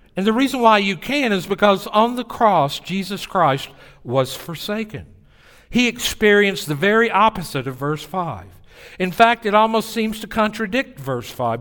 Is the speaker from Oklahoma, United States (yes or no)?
no; Tennessee, United States; accent: Southern; moved away as an adult; also born or lived in New Orleans; "Well, in Tennessee."